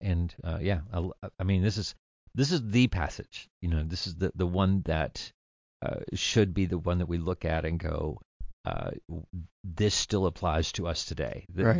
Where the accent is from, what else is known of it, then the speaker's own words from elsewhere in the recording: the South, United States; And I'm from the South.